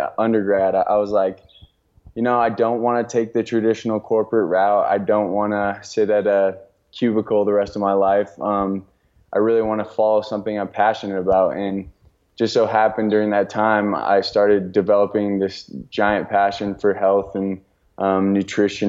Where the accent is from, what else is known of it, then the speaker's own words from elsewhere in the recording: Colorado, United States; also born or lived in Santa Barbara, California / Oklahoma; I grew up here in Colorado, so I was born and raised here, which is why I'm back here